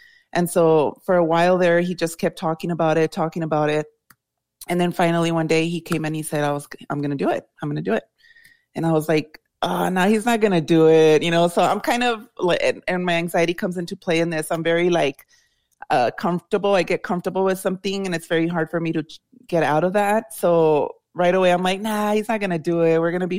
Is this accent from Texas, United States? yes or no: yes; El Paso, Texas, United States; born or raised there